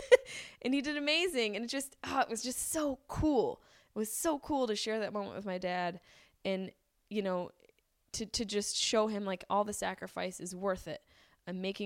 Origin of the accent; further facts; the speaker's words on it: Syracuse, New York, United States; moved away as an adult; now in Los Angeles, United States; my hometown of Syracuse, New York